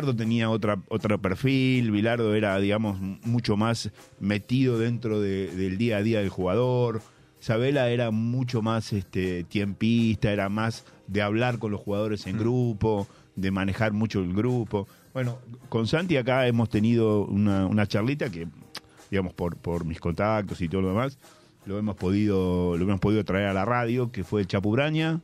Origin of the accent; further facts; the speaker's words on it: La Plata, Buenos Aires Province, Argentina; yo nací en La Plata y viví en La Plata.